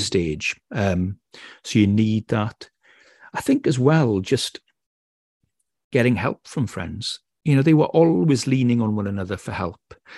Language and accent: English; Wales, United Kingdom; accent: Welsh; my Welsh accent